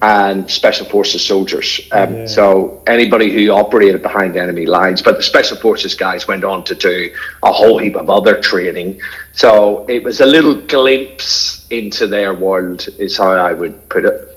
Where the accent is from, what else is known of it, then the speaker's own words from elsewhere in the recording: Northern Ireland, United Kingdom; now in Australia; I was brought up in Northern Ireland in the 1970s